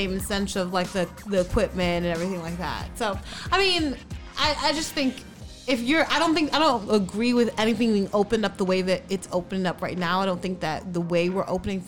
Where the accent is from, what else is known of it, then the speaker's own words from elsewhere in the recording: New York, United States; moved away; I'm like from New York. A lot of my friends are from there. Yeah. My family's still there